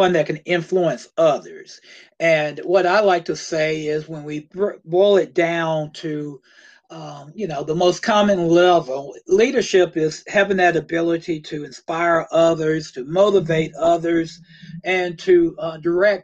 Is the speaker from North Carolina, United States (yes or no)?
yes; Tryon, North Carolina, United States; also born or lived in Black Mountain, North Carolina; I grew up in Tryon, North Carolina